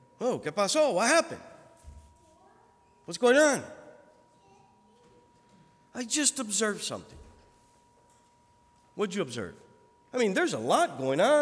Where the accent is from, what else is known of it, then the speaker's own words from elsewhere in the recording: United States; me as an American